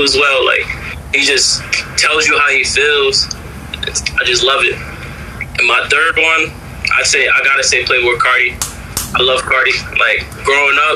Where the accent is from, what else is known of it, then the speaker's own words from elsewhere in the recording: Bridgeport, Connecticut, United States; also born or lived in Derby, Connecticut; growing up in Bridgeport